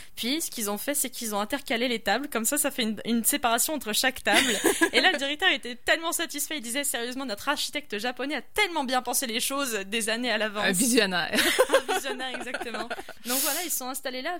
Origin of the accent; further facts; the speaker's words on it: France; also born or lived in Quebec; now in Quebec City, Canada; je suis française